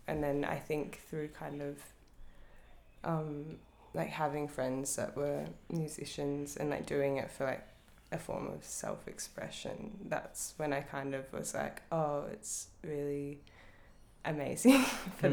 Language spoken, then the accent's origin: English; Northcote, Victoria, Australia; I grew up in Northcote